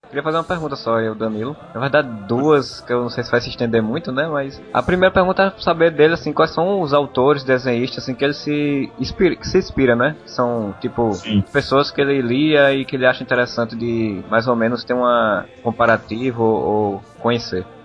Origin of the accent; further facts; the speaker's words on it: Paraíba, Brazil; eu sou do Nordeste da é Paraíba